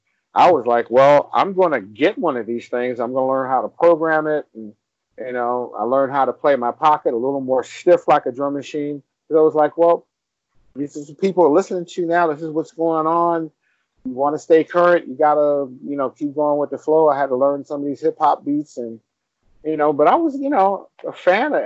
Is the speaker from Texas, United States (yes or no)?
no; New York City, New York, United States; I grew up in New York City at the dawn of the hip hop thing